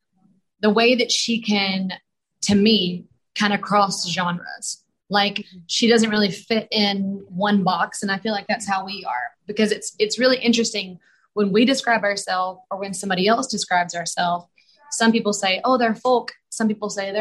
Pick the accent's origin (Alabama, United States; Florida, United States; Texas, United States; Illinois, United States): Alabama, United States; moved away as an adult; now in Nashville, United States; I'm from Alabama